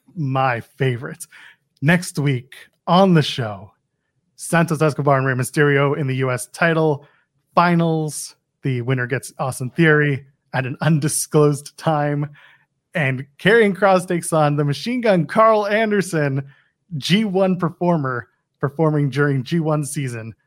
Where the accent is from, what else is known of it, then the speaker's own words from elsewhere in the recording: Canada; I'm Canadian.